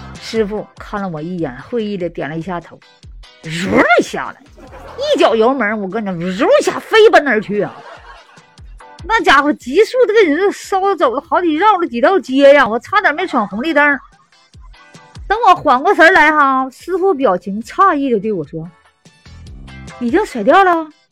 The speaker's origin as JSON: {"language": "Chinese", "region": "Northeast China", "country": "China", "moved": "yes", "lives_now": "Sanya, China"}